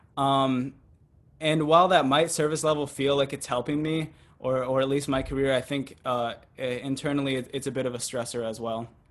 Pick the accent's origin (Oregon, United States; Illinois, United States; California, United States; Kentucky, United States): Oregon, United States; moved away; also born or lived in Boston / Brooklyn, New York; I grew up in a rural white community in Oregon